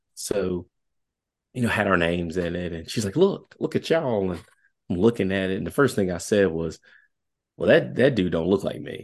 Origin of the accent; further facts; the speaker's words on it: Southwest Virginia, United States; accent: country; I'm really country. I am from Southwest Virginia.